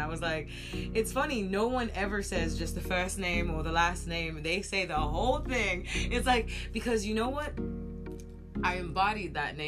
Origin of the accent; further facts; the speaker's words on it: United States; I am American